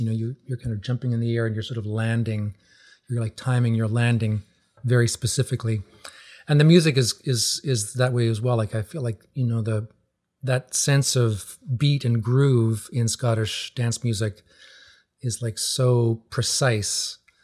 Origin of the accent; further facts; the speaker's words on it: Newfoundland and Labrador, Canada; moved away as an adult; also born or lived in Ontario; now in New England, United States; growing up in Newfoundland